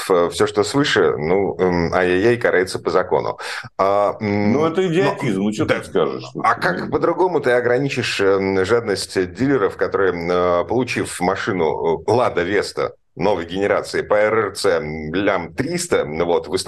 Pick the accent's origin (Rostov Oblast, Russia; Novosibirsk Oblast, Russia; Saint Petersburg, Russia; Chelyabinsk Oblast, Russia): Saint Petersburg, Russia; Олег Осипов. Э, я из Питера, Олег из Москвы.